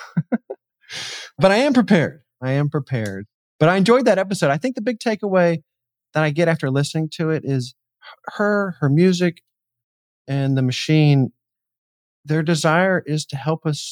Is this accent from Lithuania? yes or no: no; Atlanta, Georgia, United States; I'm in Atlanta, or I grew up in Atlanta